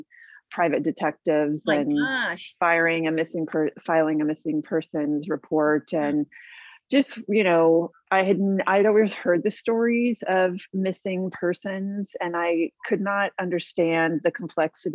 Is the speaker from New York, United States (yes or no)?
no; San Diego, California, United States; also born or lived in Boston / Hawaii / Canada / Australia; I was raised here in San Diego